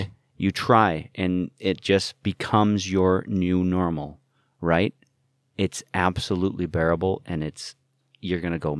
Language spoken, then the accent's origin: English; Utah, United States; That was a lot of, big points, poignant questions were growing up in Utah, albeit, I don't know, if the whitest state.